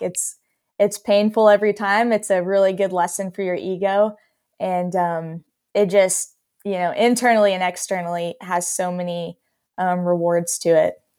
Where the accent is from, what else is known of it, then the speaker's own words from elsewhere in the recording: Texas, United States; I grew up in Texas.